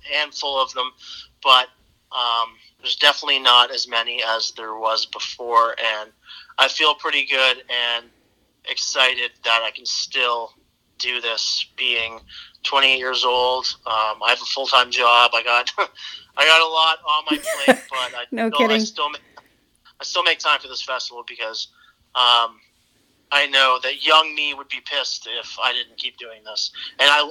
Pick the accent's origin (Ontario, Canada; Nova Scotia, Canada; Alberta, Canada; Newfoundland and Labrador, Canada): Ontario, Canada; Brantford; I'm from Brantford. That's where my roots are